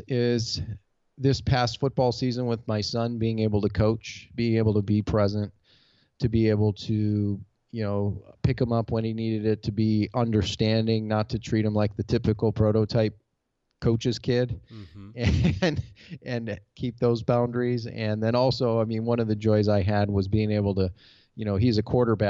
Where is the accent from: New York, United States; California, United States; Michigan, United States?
Michigan, United States; Detroit; now in Goodyear, Arizona, United States; Detroit, Michigan, off of Springwells and Verner Highway.